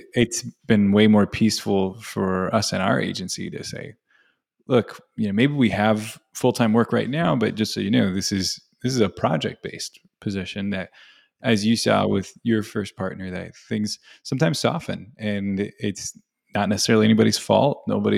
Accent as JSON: {"language": "English", "region": "Virginia", "country": "United States", "said": "I'm from Virginia, so I think of our little mountains over there."}